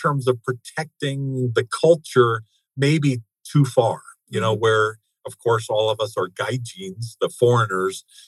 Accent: United States; also born or lived in Japan; I'm an American

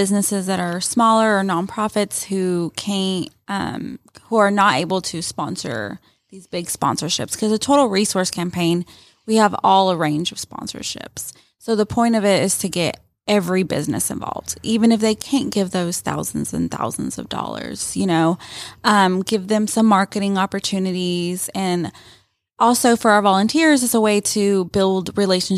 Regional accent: Rome, Georgia, United States; So I am from Rome. I grew up in Rome, went to high school here, graduated from Rome High

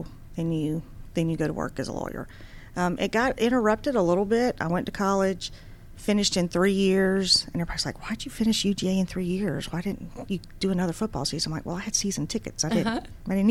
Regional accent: Dublin, Georgia, United States; also born or lived in Washington, D.C.; I grew up in Dublin, Georgia, which is where my dad's family grew up

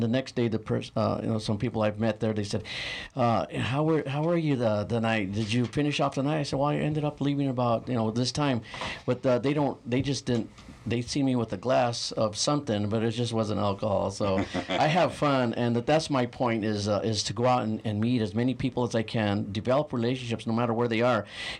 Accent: San Manuel, Arizona, United States; It's a little town, just north of here, a little mining town.

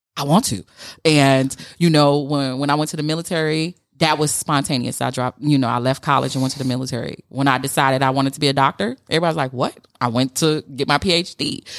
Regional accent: Chicago, Illinois, United States; we're both from Chicago, but I grew up without a daddy and a projects

